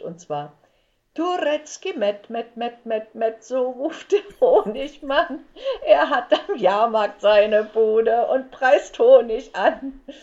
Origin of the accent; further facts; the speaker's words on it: Leipzig, Saxony, Germany; also born or lived in Frankfurt (Oder); wir kommen, wir, wir kommen aus Leipzig